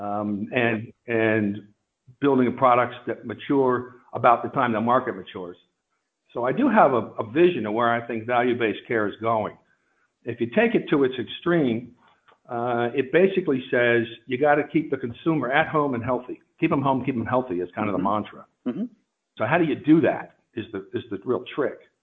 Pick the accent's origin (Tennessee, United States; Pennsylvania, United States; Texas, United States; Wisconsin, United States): Pennsylvania, United States; suburban; also born or lived in Princeton, New Jersey; I was raised in suburban Pennsylvania